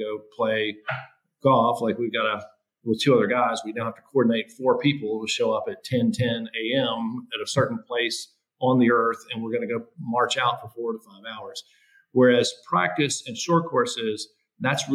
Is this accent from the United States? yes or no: yes; Greenville, South Carolina, United States; I grew up here in Greenville, South Carolina